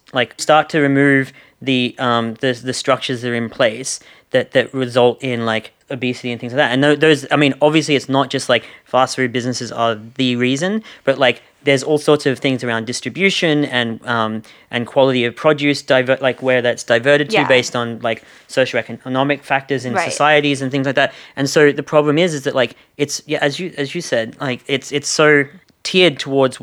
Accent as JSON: {"language": "English", "country": "Australia", "accent": "Australian", "said": "my Australian accent."}